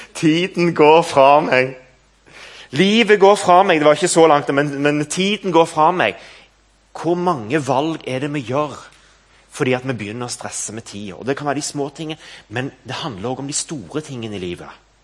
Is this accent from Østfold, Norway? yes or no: no; Stavanger, Rogaland, Norway; moved away as an adult; now in Nærbø, Norway; Kampen kirke, der jeg vokste opp